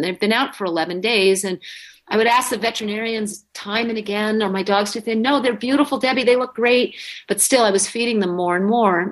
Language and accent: English; New England, United States; moved away as an adult; also born or lived in Wyoming; now in Alaska, United States; I grew up in New England